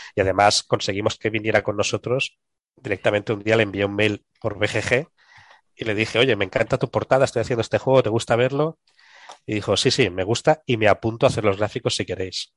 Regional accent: Catalonia, Spain; accent: Catalan; mi acento catalán

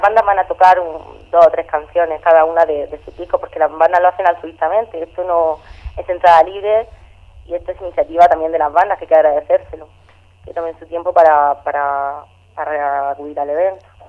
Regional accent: Region of Murcia, Spain; yo soy murciana

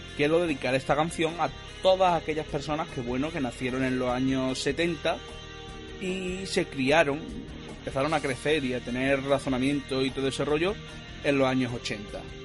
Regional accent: Andalusia, Spain; soy andaluz

